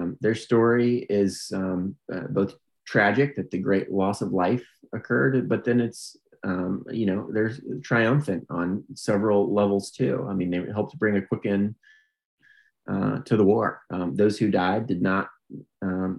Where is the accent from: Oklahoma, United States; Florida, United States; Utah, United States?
Florida, United States; Pensacola; I grew up in Pensacola, Florida, which is a Navy town